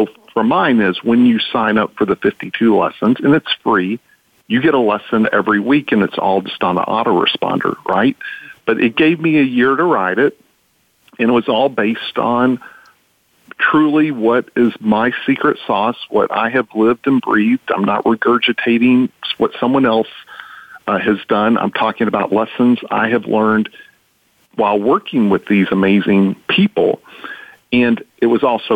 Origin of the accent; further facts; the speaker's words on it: Texas, United States; I'm from Texas